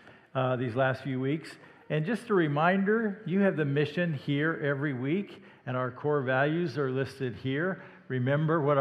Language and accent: English; Indianola, Iowa, United States; I was raised in Iowa, Indianola, Iowa, in fact, just south of Des Moines